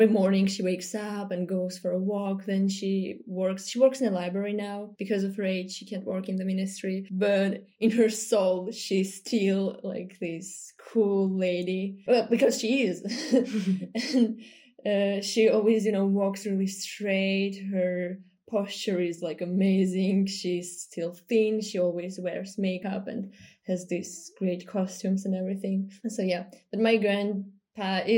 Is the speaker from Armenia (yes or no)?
yes; Yerevan, Armenia; moved away as an adult; now in Moscow, Russia; I was born and raised in Yerevan